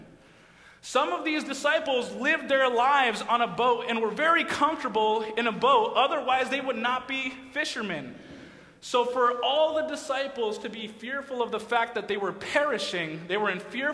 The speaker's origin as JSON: {"language": "English", "region": "Massachusetts", "country": "United States", "tie": "born or raised there", "moved": "as an adult", "said": "So I grew up in New England, I grew up in Massachusetts"}